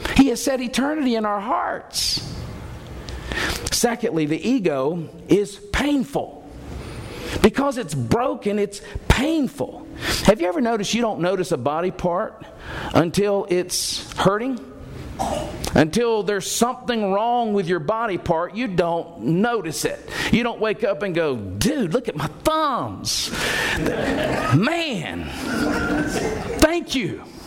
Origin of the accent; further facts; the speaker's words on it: Alabama, United States; I grew up in Alabama culture.